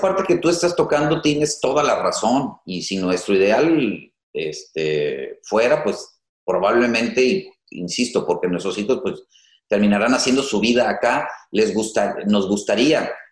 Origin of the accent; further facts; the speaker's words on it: Tepic, Nayarit, Mexico; moved away; Yo soy de Tepic, pero vengo a estudiar la, universidad